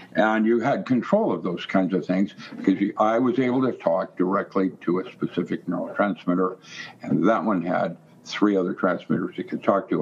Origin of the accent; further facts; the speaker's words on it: Seattle, Washington, United States; I grew up in Seattle.